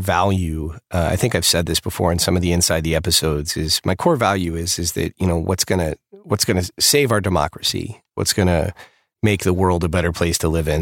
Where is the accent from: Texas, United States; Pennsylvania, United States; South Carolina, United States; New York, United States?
Texas, United States; I grew up in the South. I grew up in Texas